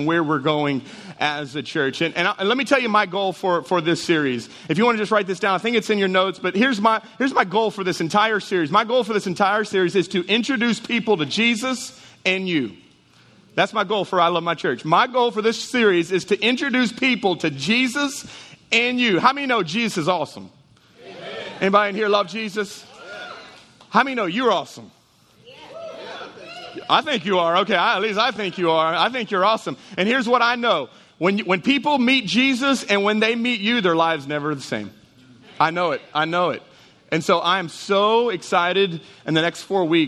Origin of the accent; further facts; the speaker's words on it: Jennings, Louisiana, United States; I'm from Jennings